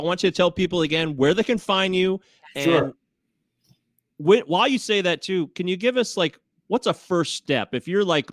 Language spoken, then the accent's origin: English; United States; I'm an American